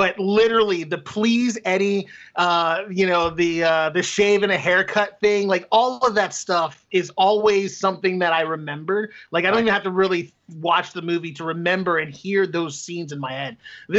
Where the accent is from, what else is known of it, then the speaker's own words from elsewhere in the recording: Philadelphia, Pennsylvania, United States; also born or lived in Queens, New York / Indiana; now in Dover, United States; I was born in Jamaica, Queens, New York. Oh, I'm sorry. Raised in Philadelphia. Ended up in Indiana, and now I'm in fucking white-ass Dover, Delaware.